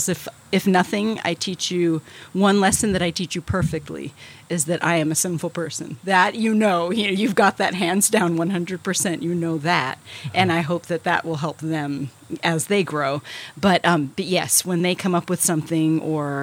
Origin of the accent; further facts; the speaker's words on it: Hawaii, United States; moved away; growing up in Hawaii, you're kind of isolated a little bit.